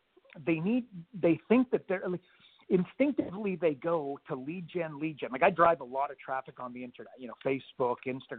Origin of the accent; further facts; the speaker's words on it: Canada; moved away as an adult; also born or lived in Australia; I'm Canadian